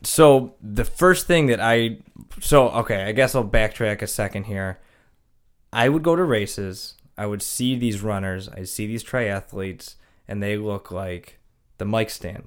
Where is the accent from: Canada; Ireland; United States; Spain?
United States; Kenmore, New York; also born or lived in Anaheim, California / Charlotte; I'm from Kenmore.